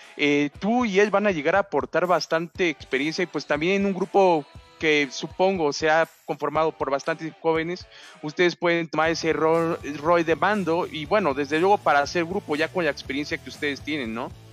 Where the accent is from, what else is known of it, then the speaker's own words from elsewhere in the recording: Mexico City, Mexico; yo soy de la Ciudad de México